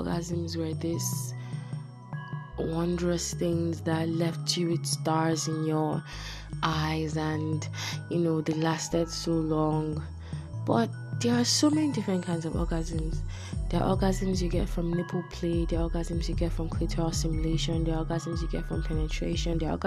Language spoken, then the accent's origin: English; Nigeria; I'm Nigerian